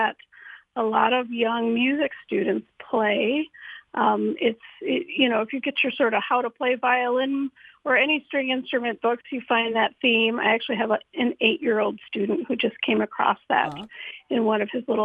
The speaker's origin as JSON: {"language": "English", "town": "Holland", "region": "Michigan", "country": "United States", "tie": "born or raised there", "said": "I grew up in Holland, went away to school to study music, and came back"}